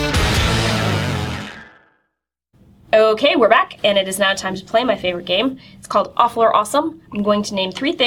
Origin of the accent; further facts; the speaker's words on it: Midwest, United States; moved away; I grew up in the Midwest